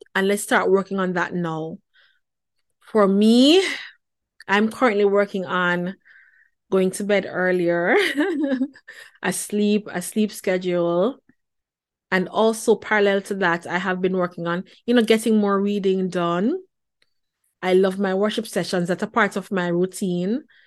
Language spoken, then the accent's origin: English; Jamaica; moved away; born and raised in the Pentecostal church back in Jamaica